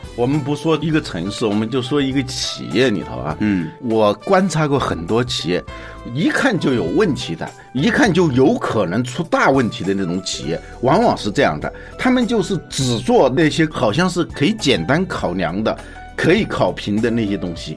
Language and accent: Chinese; Hubei, China; now in Beijing, China; 这是湖北，这是我们的老家